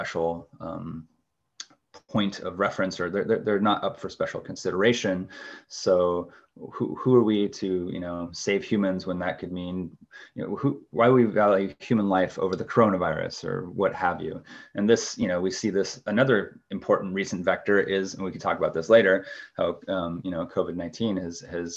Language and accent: English; Pacific Northwest, United States; growing up in the Pacific Northwest